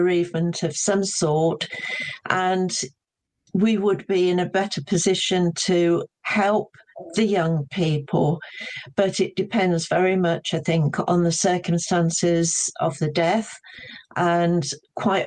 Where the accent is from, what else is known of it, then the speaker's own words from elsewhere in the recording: United Kingdom; also born or lived in Droitwich, Worcestershire; as British people